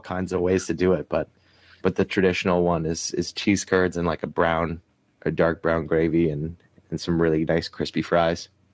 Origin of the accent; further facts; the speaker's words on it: Ottawa, Ontario, Canada; also born or lived in Toronto / Montreal; I grew up in Ottawa, which is like the capital